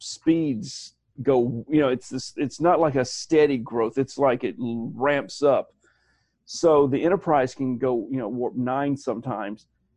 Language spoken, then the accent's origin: English; Alabama, United States; We had the ACT in my hometown. Okay. Alabama was one of those states.